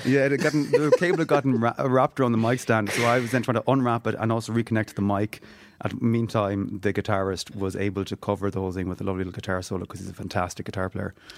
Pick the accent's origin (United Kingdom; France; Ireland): Ireland; Galway, Connacht; born or raised there; also born or lived in Donegal